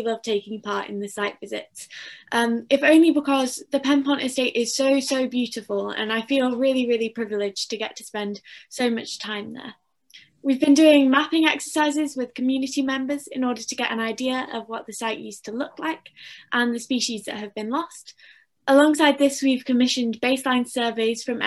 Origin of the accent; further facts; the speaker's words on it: Macclesfield, North West England, United Kingdom; I'm 15 and I'm from Macclesfield in Cheshire.